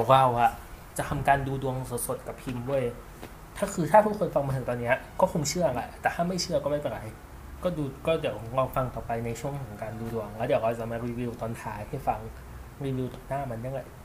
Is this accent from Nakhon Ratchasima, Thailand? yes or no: no; Chiang Mai, Thailand; now in Bangkok, Thailand; กูก็เป็นคนเชียงใหม่